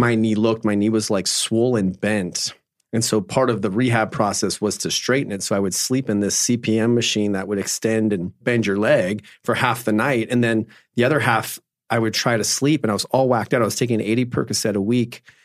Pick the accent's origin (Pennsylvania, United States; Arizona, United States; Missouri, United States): Arizona, United States; Phoenix; I grew up in Phoenix, Arizona, and grew up my whole life playing sports